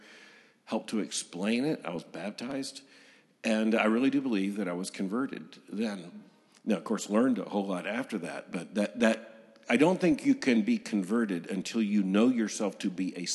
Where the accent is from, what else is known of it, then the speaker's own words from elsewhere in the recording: Lakeland, Florida, United States; I was born in 1959 in Lakeland, Florida